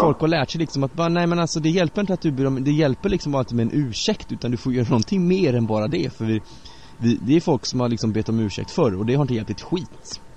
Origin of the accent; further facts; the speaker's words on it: Bärfendal, Bohuslän, Västra Götaland, Sweden; moved away; I Berfendal, där jag är uppvuxen